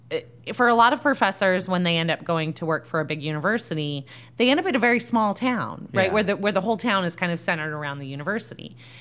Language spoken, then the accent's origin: English; Fresno, California, United States; moved away as an adult; also born or lived in Santa Barbara, California / San Francisco, California / Santa Rosa, California / Los Angeles, California; now in Rock Hill, United States; I've lived almost everywhere in California. So I was born and raised in Fresno. I did my undergraduate at UC Santa Barbara, which was a beautiful place to live.